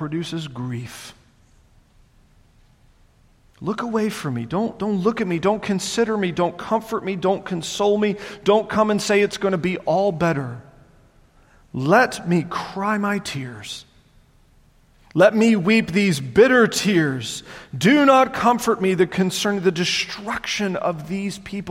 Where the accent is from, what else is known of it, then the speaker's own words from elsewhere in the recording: the South, United States; I'm a child of this area. I grew up in the South.